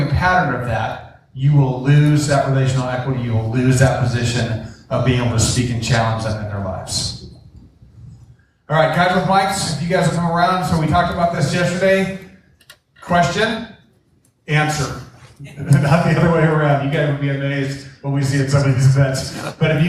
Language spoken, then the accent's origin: English; Coeur d'Alene, Idaho, United States; also born or lived in Tennessee; now in Coeur d'Alene, United States; I moved about a year ago from Tennessee back to Coeur d'Alene, Idaho, where we're from